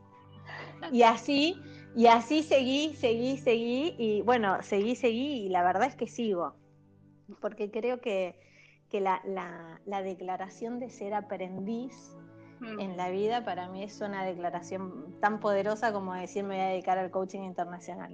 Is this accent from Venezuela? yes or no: no; Buenos Aires, Argentina; yo soy de Buenos Aires